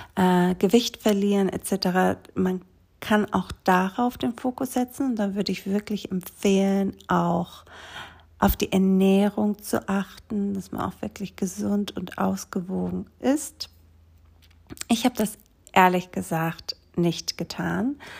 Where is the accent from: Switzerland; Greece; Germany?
Greece; moved away; Ich bin dann Mitte Mai mit meinen Kindern zurückgewandert nach Griechenland auf der kleinen Insel, wo ich aufgewachsen bin.